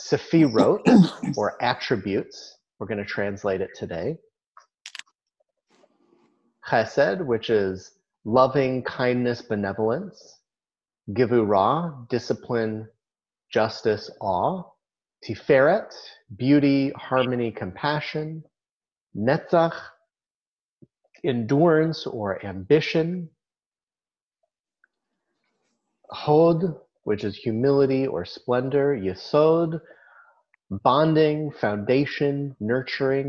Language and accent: English; near Boulder, Colorado, United States; moved away; when I was growing up near Boulder